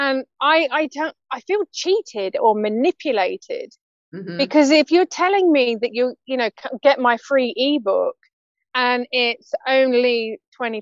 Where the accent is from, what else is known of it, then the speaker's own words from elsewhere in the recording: United Kingdom; as British ladies